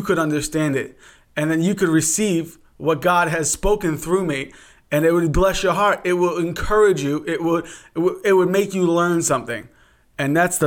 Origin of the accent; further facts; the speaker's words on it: New York, United States; now in Pittsburgh, United States; Originally from New York, and now we reside in the great state of Pennsylvania